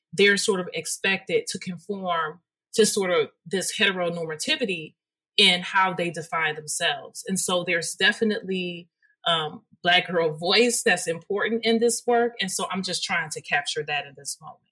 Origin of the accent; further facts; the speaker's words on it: Detroit, Michigan, United States; through my K through 12 experience, I am from Detroit